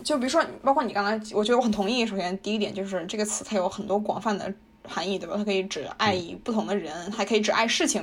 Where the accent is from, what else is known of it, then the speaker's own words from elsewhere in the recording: China; 我们中国人